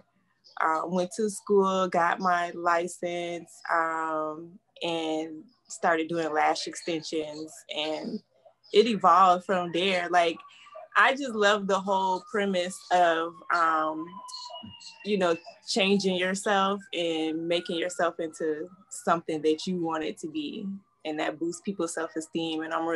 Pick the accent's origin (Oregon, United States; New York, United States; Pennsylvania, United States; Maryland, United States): New York, United States; Rochester; now in Apopka, United States; I'm originally from upstate New York. I'm from The Rock, Rochester. I live in Apopka, Florida